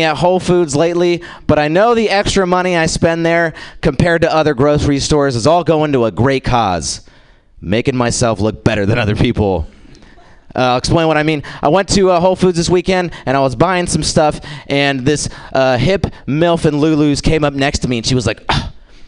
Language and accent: English; India; I'm Indian, which is awesome because growing up, my parents told me I could be anything I wanted to be